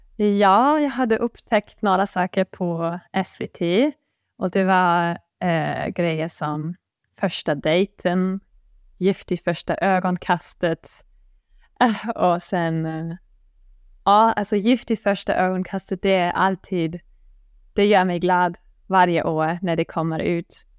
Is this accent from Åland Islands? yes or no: no; Bonn, North Rhine-Westphalia, Germany; Swedish is a second language; moved away as an adult; now in Sweden; jag kommer från Bonn som är ganska nära Köln